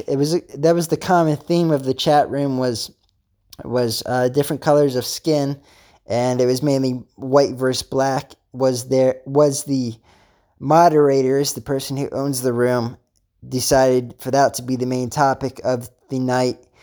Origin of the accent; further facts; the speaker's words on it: Pennsylvania, United States; I'm actually from Pennsylvania